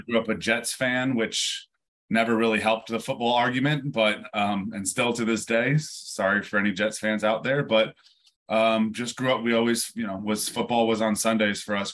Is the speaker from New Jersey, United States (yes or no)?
no; near West Point, upstate New York, United States; born and raised in New York, um, just uh, north of New York City, uh, upstate near West Point